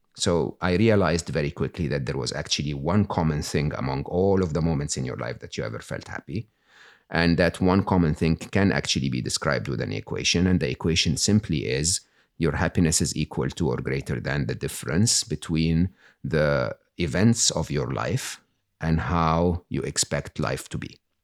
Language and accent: English; Egypt; moved away; I was born and raised in Egypt